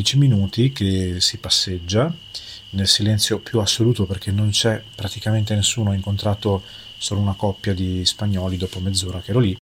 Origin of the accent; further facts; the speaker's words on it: Emilia-Romagna, Italy; me che vengo dall'Emilia Romagna